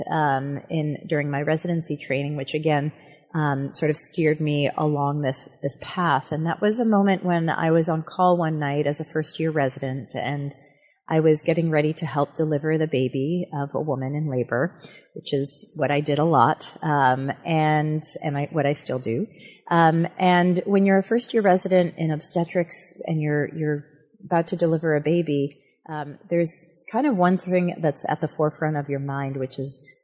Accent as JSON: {"language": "English", "town": "Buffalo", "region": "New York", "country": "United States", "tie": "born or raised there", "moved": "as an adult", "said": "I grew up in Buffalo, New York, had my formative"}